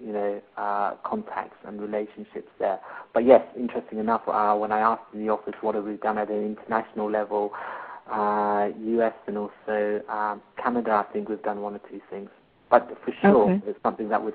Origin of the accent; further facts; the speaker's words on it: India; now in United Kingdom; I'm in the UK at the moment, I'm an Indian guy in the UK